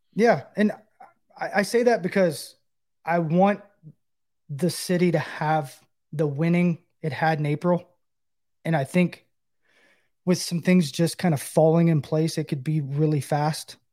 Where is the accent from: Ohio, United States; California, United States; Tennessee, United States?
Tennessee, United States; Knoxville; Knoxville, my hometown